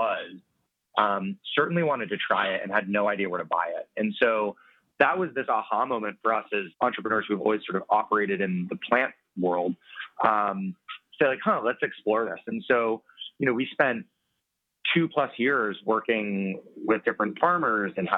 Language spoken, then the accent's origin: English; Colorado, United States; I'm from Colorado